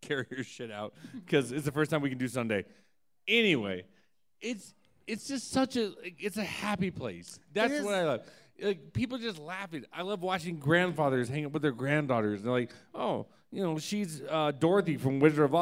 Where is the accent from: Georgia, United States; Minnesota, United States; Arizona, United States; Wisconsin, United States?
Georgia, United States; I'm from Georgia.